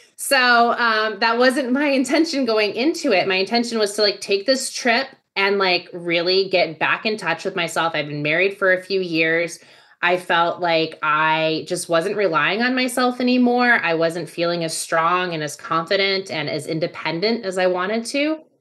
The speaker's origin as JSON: {"language": "English", "region": "Virginia", "country": "United States", "tie": "born or raised there", "also_born_or_lived": "Texas", "moved": "as an adult", "lives_now": "Austin, United States", "said": "while I was born in Texas, I grew up in Virginia."}